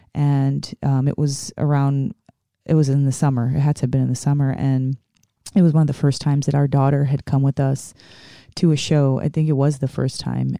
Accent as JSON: {"language": "English", "town": "New York City", "region": "New York", "country": "United States", "moved": "yes", "said": "I'm originally from the Bronx, New York"}